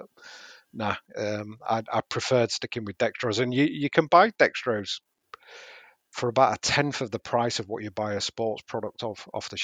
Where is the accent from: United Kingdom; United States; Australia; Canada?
United Kingdom; Yorkshire and the Humber; Being a Yorkshireman